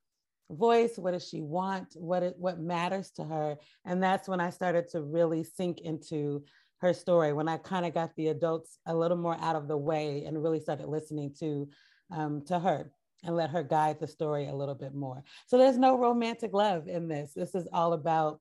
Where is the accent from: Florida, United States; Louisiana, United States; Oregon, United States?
Oregon, United States; Portland; I grew up in Portland